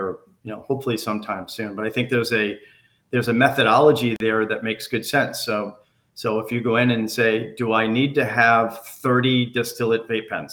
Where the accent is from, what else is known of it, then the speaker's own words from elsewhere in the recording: New England, United States; I grew up in New England. I spent my entire life in New England.